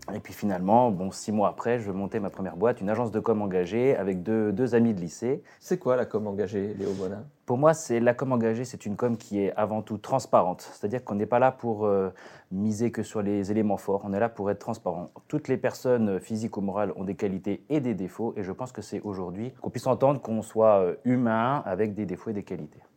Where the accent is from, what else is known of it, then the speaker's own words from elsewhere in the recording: Côte-d'Or, Bourgogne-Franche-Comté, France; je suis plutôt originaire de, la Côte d'Or